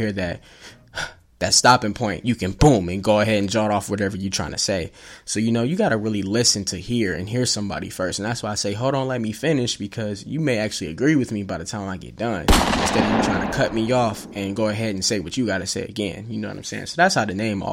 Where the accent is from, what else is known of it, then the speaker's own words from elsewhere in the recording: Evansville, Indiana, United States; also born or lived in Atlanta, Georgia / Terre Haute, Indiana; now in Indianapolis, United States; I was born in Atlanta, moved to Evansville, Indiana, pretty much was raised there, grew up there